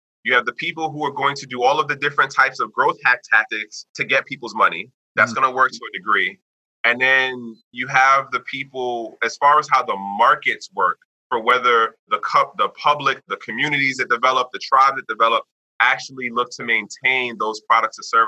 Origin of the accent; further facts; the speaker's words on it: United States; me being the American person, me being the Westerner